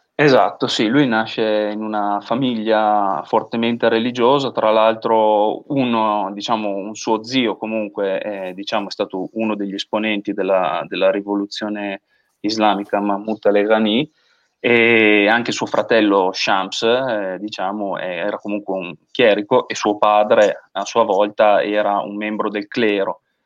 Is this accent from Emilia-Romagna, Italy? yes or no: yes; Gatta, between Reggio Emilia and Parma, Emilia-Romagna, Italy; Io sono di Gatta tra Reggio e Parma, diciamo, ho sempre vissuto un po' l'essere parmigiano a Reggio e reggiano a Parma